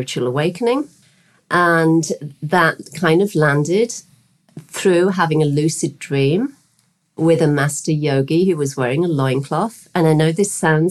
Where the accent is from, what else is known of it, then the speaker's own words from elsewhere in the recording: West Midlands, United Kingdom; moved away as an adult; now in Bahamas; Originally from the UK, I was born in the West Midlands, in the kind of the centre of the UK, in a working class town.